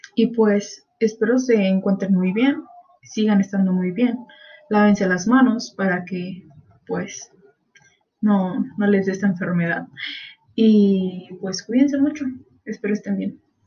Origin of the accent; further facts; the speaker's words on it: Mexico; como mexicanos tenemos esa costumbre